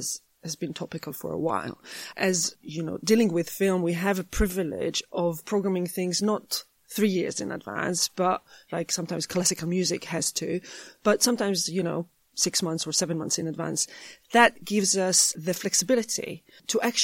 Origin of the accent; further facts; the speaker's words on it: Jerusalem, Jerusalem District, Israel; moved away; I grew up in Jerusalem.